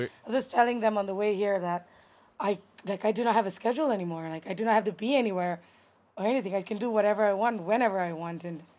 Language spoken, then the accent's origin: English; Port Dickson, Negeri Sembilan, Malaysia; also born or lived in Kuala Lumpur; No, I was living with my dad and his family in KL. Like I'm from Port Dickson. That's an hour and a half down south of KL by the coastline. And here I live with my mom. There I live with my dad.